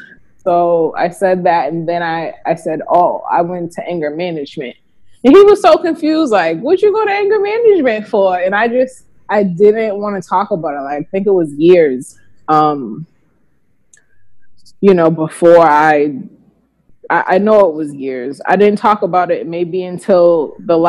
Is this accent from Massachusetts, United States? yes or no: yes; Boston, Massachusetts, United States; also born or lived in Georgia; now in Virginia, United States; I'm from Boston